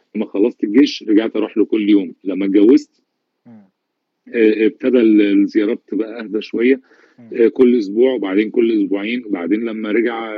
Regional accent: Egypt; عندنا في مصر

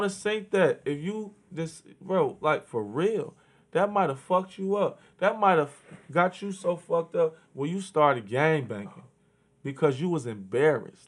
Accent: Chicago, Illinois, United States; I grew up in Chicago.

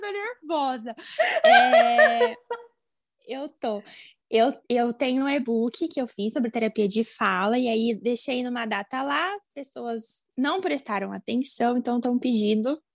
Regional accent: Campinas, São Paulo, Brazil; Eu sou aqui de Campinas, do interior de São Paulo

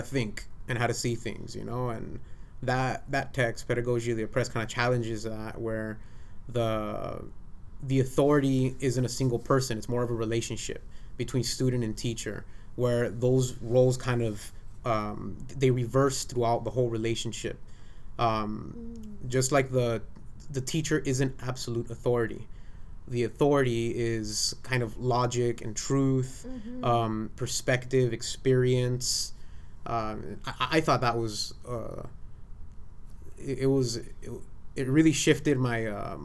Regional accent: United States; I was born here in the United States, but my parents don't come from here.

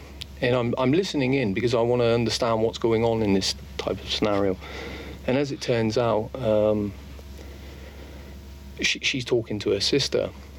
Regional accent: Plymouth, South West England, United Kingdom; moved away as an adult; now in Estonia; Yeah, in my hometown. Plymouth.

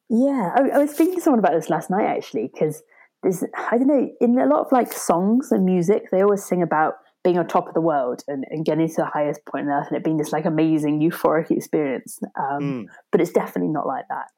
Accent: Torbay, South West England, United Kingdom; I grew up in South Devon, um, a place called Torbay

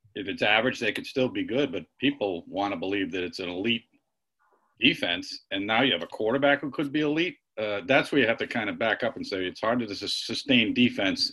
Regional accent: Rhode Island, United States; moved away; my home state Rhode Island

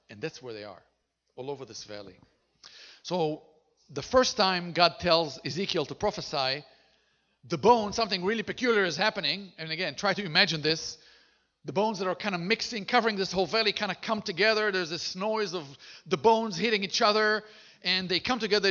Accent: Israel; first language Hebrew; English is a second language; we were born and raised in Israel, and our mother tongue is Hebrew

